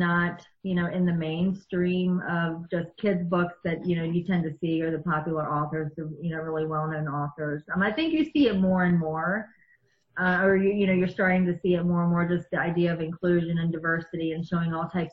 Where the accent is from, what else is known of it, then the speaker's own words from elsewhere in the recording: East Coast, United States; also born or lived in outside Chicago; now in Chicago area, United States; I grew up on the East Coast